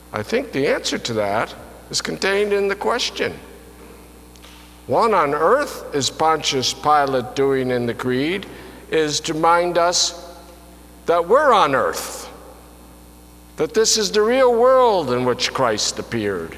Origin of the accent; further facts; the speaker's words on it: Albany, New York, United States; I was born in the Pine Hills section of Albany, New York, which was any place but heaven. I grew up knowing the typical divisions